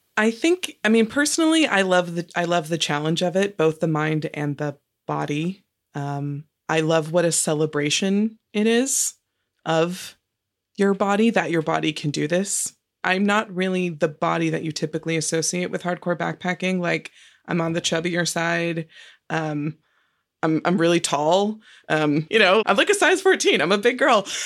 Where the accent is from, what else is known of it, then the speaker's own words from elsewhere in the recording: Marin County, California, United States; I grew up in Marin County, which is just north of San Francisco